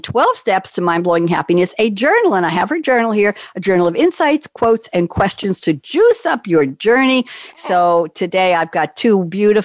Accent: New York, United States; I'm a New Yorker

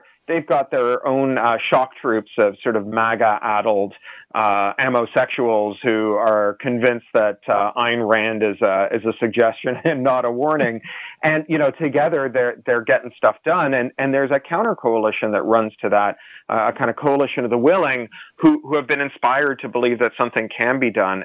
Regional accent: Canada; I'm a Canadian

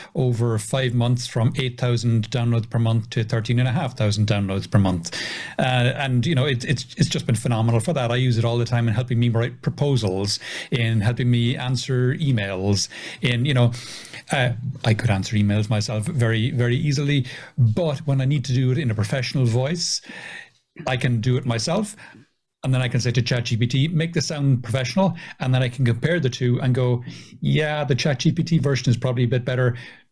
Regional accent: Ireland; being Irish, being a redhead, I do have a bit of a temper

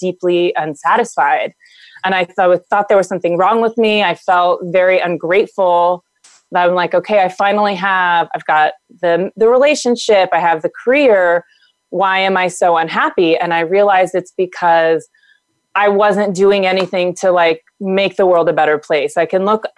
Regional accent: the South, United States; I'm from the South

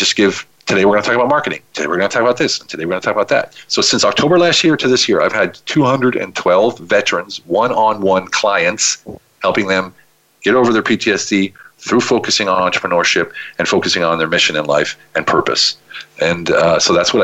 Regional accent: Philadelphia, Pennsylvania, United States; moved away as an adult; also born or lived in Germany; now in Budapest, Hungary; Philly is my hometown

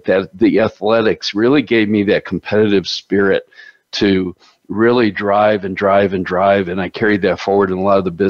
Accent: Chicago, Illinois, United States; I grew up in Chicago

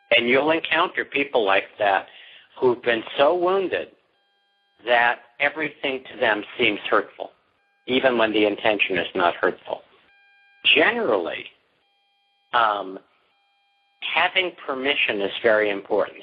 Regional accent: New York, United States; I'm from New York

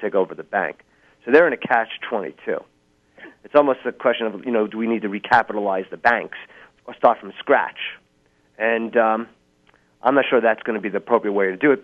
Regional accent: Massachusetts, United States; I'm from Massachusetts

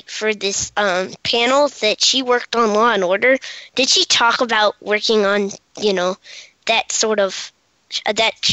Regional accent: Washington, District of Columbia, United States; from Washington, D.C., and you're listening to Kids First Coming Attractions.

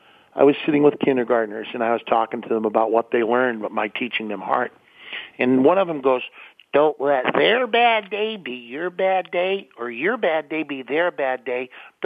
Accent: Pittsburgh, Pennsylvania, United States; also born or lived in St. Louis; that's because I was raised in Pittsburgh and St. Louis.

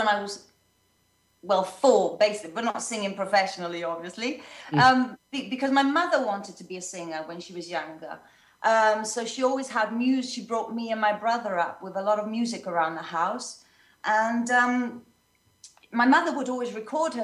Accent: Swansea, Wales, United Kingdom; moved away as an adult; also born or lived in London; now in Italy; I was born in London. And then when I was a little girl, my family and I transferred to South Wales, to a city called Swansea

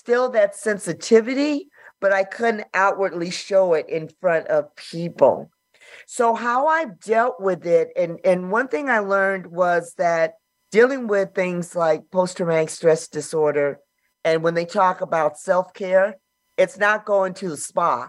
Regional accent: Los Angeles, California, United States; born and raised in South Central

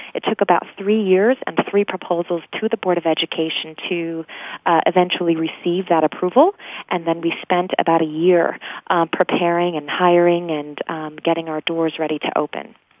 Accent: Grand Rapids, Michigan, United States; moved away as an adult; also born or lived in England; I grew up actually in the Midwest in Grand Rapids, Michigan

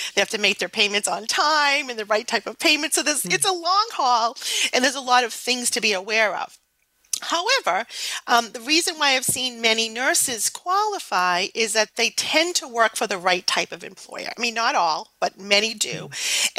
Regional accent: New England, United States; accent: New England; my New England accent is terrible.

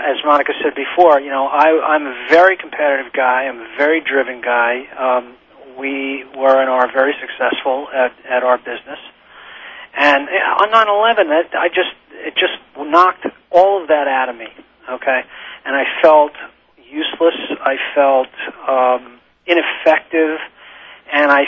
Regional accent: New York, United States; we're both born and raised in New York

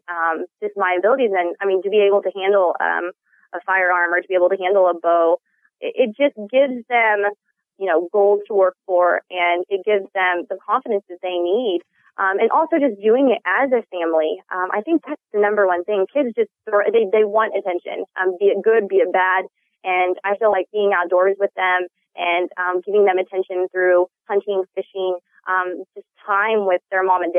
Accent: Western Kansas, United States; growing up in Western Kansas

